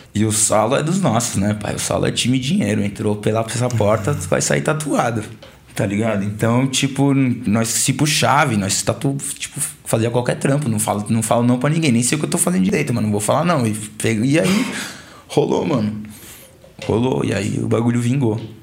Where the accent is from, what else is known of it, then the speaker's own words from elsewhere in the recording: Brazil; sou brasileiro